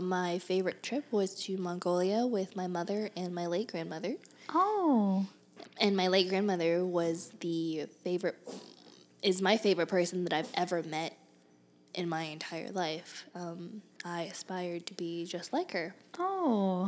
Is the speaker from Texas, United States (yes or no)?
yes; Houston, Texas, United States; moved away as an adult; also born or lived in Berkeley, California / Boston, Massachusetts; now in Tempe, United States; I was born in Berkeley, California, and I grew up in Boston, Massachusetts. And I went to most of grade school and college in Houston.